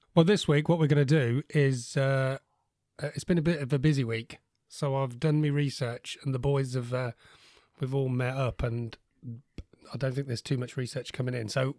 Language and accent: English; England, United Kingdom; I'm so English. I'm drinking a cup of tea.